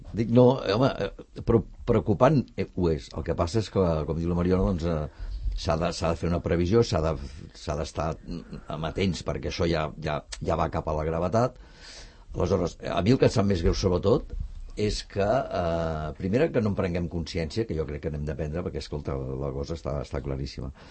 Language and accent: Catalan; Barcelona, Catalonia, Spain; jo sóc de Gràcia també